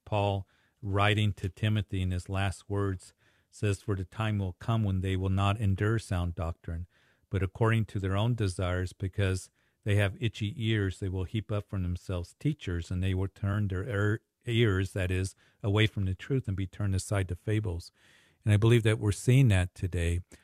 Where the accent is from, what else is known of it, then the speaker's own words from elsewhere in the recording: Kansas, United States; moved away; I had a large family back in Kansas when, growing up with many cousins.